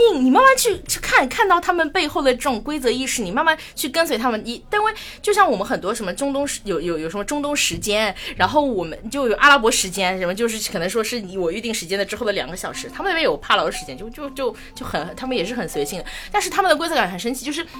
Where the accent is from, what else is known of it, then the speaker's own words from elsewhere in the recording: Shanghai, China; moved away as an adult; now in Palau; 我其实是上海人，从小，这个城市我生长出，呃，出生， 长大，然后我连读大学都没有离开过这个城市